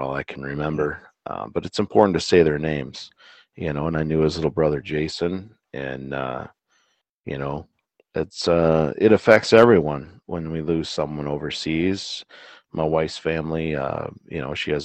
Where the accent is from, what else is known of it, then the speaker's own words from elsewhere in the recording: United States; as an American